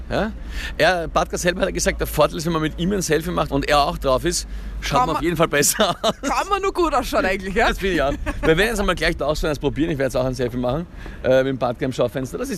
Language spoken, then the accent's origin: German; St. Pölten, Lower Austria, Austria; Ich bin aus St. Pölten und habe mir gedacht, ich muss mir das anschauen, kurz, ja